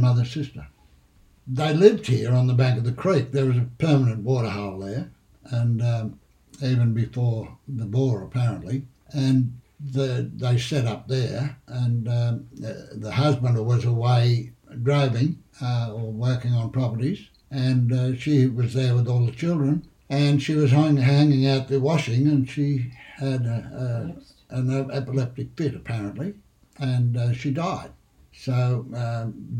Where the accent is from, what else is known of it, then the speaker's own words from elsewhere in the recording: Pilliga Forest area, New South Wales, Australia; I went to school in Caneville.